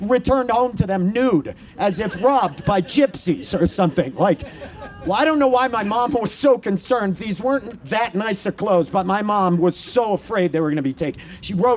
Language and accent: English; Maine, United States; I grew up in Maine